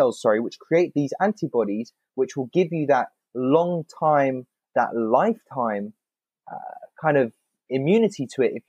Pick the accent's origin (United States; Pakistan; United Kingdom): United Kingdom; England; growing up in England